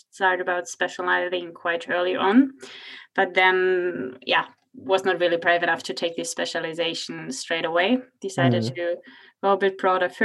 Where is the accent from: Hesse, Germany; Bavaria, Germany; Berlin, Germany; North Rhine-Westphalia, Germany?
Hesse, Germany; Frankfurt; moved away as an adult; also born or lived in Mannheim, Germany; now in Oslo, Norway; I'm from Frankfurt, Germany, originally